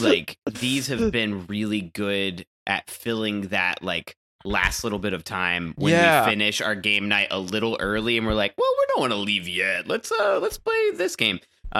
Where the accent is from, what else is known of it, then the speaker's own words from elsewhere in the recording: Seattle, Washington, United States; But I'm from Seattle.